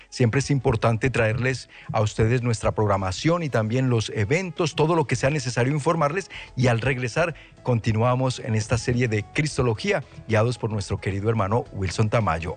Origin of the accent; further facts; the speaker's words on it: Colombia; moved away; decimos allá en Colombia